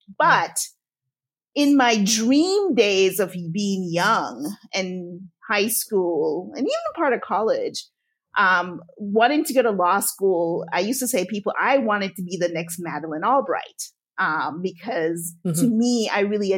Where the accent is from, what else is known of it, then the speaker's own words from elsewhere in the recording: Evanston, Illinois, United States; So I grew up around the Chicago area, suburb called Evanston.